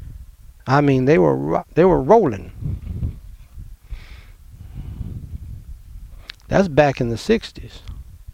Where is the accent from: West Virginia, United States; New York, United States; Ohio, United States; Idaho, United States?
New York, United States; New York City; growing up in Brooklyn, New York